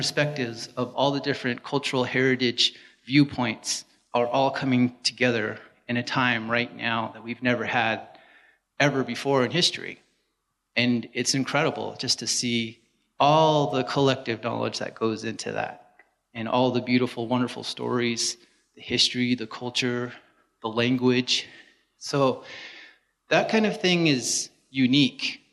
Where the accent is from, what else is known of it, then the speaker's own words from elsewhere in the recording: San Juan County, Utah, United States; I'm from San Juan. I grew up here.